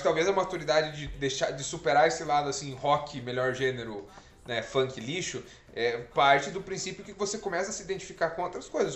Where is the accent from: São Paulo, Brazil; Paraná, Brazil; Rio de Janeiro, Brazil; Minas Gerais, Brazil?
Paraná, Brazil; Pitanga; na época de escola, assim, é, a gente... Pitanga tinha muitos bairros